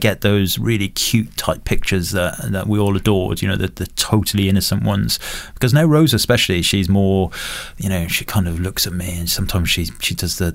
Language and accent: English; Wales, United Kingdom; I'm from Wales